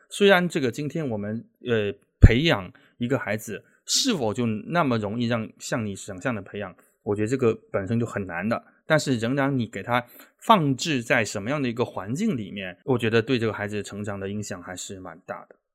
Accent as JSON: {"language": "Chinese", "region": "Guangdong", "country": "China", "tie": "born or raised there", "moved": "yes", "lives_now": "Shanghai, China", "said": "在广东，呃，在我们老家也好"}